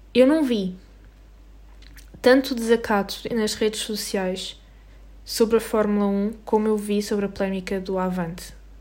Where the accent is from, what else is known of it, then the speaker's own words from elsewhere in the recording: Portugal; nós somos portugueses e vivemos na Europa